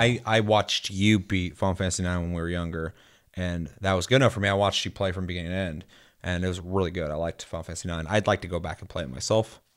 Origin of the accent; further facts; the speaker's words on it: United States; me being American